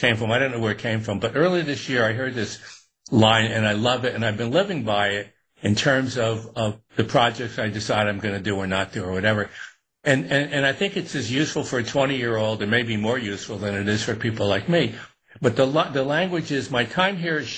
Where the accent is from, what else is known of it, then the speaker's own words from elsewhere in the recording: Newburgh, New York, United States; I'd done it even as a kid when I was growing up in Newburgh and upstate